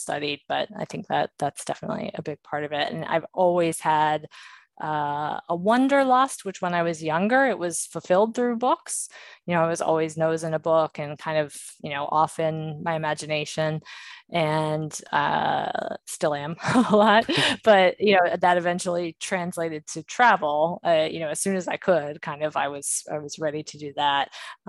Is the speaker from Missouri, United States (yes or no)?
no; Maryland, United States; I grew up in Maryland, the Maryland, Virginia area. And yeah, all kind of up and down the East Coast in my younger years.